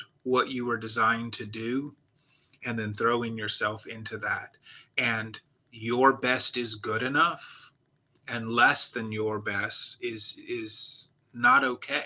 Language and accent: English; Nigeria; moved away; I did grow up in Nigeria